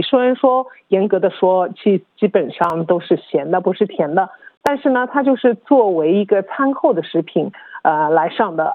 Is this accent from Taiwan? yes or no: no; China; now in Australia; 我们中国人